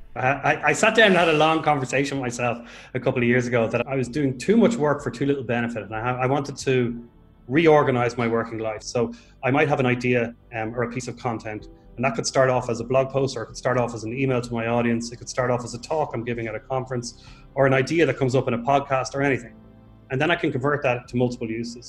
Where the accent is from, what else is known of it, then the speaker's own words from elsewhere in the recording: Ireland; moved away as an adult; also born or lived in Dublin, Ireland; now in Portugal; I'm an Irish writer. I'm actually living in Portugal now. I moved over from Dublin last October